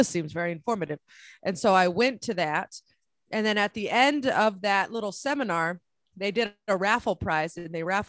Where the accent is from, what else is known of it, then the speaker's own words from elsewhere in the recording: San Francisco, California, United States; moved away as an adult; also born or lived in San Diego / New York City; I'm originally from San Francisco